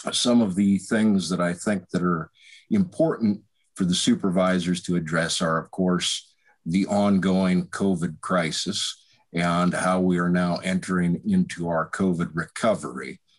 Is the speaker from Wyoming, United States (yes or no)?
yes; Wyoming, United States; now in Lone Tree, United States; I've lived here and in Nichols over in Muscatine County most of my life, although I am originally from Wyoming.